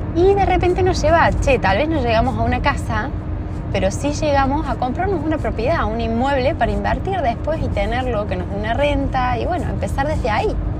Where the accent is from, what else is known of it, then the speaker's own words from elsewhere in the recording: Argentina; en mi país